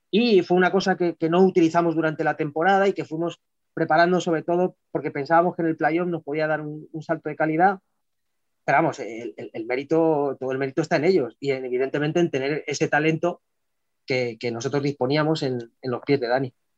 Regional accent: Madrid, Community of Madrid, Spain; la mayoría de los jugadores y cuerpo técnico incluido somos de Madrid

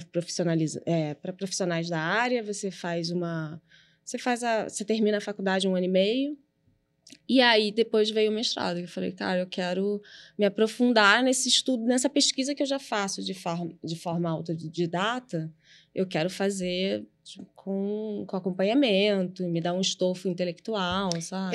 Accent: Rio de Janeiro, Brazil; Eu nasci na Gávea, onde meus pais moram até hoje, no apartamento

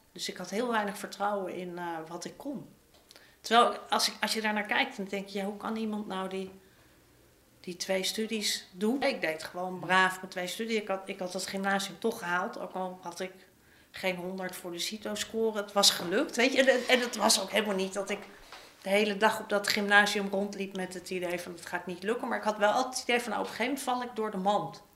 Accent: Amsterdam, North Holland, Netherlands; ik ben opgegroeid in Amsterdam-Zuid

